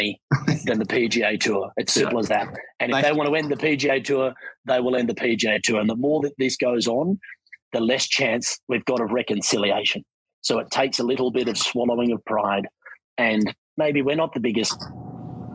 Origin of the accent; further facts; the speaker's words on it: Australia; moved away as an adult; also born or lived in Sydney, Australia; now in Canadian Rockies, Canada; growing up in Australia